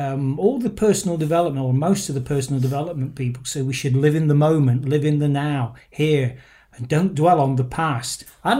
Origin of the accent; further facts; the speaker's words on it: Nottingham, East Midlands, United Kingdom; I'm originally from Nottingham